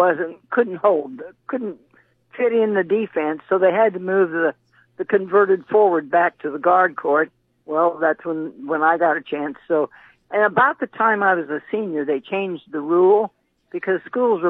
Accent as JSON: {"language": "English", "town": "Exira", "region": "Iowa", "country": "United States", "tie": "born or raised there", "said": "I'm from Iowa"}